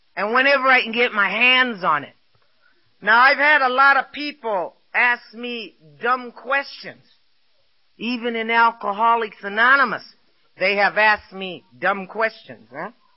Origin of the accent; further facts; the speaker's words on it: Los Angeles, California, United States; I was born and raised in East Los Angeles